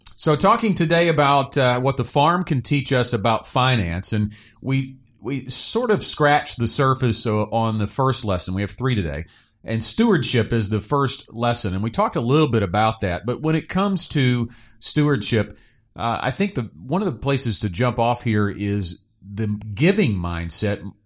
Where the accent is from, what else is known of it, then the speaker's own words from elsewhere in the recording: Stuttgart, Arkansas, United States; I grew up in Stuttgart.